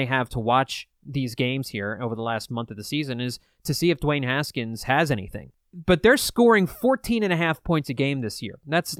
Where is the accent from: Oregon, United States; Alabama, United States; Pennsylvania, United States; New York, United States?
Pennsylvania, United States; Delaware County, Philadelphia area; moved away as an adult; now in Northern Virginia, United States; I grew up in Delaware County for most of my life up until I was 29 years old. So born and raised in the Philly area